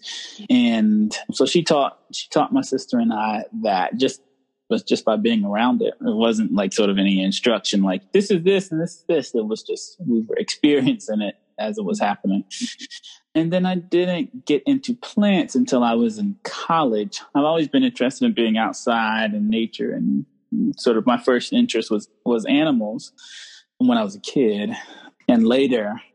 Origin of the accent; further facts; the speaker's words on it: Charlotte, North Carolina, United States; I'm from North Carolina. I grew up in near Charlotte, North Carolina